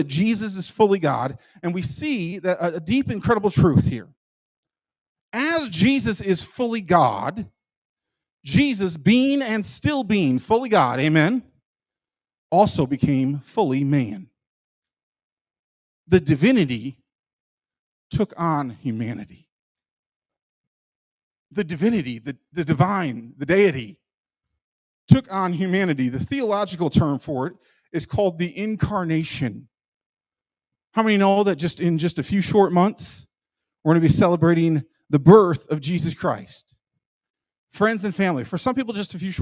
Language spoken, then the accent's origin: English; Michigan, United States; I'm from Michigan